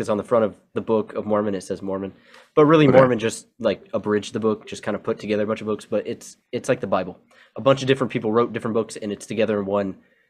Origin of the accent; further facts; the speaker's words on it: Okinawa, Japan; also born or lived in Hawaii, United States; I grew up on Okinawa and Hawaii, two islands, right in between is my mission.